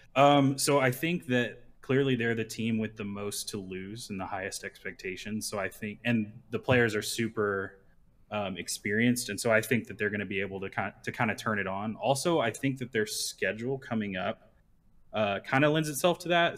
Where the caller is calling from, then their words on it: Dallas, Texas, United States; I'm calling from Dallas, Texas